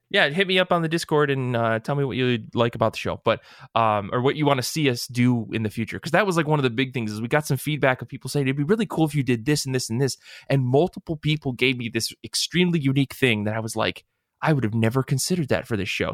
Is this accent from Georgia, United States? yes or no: no; Michigan, United States; we're from the Midwest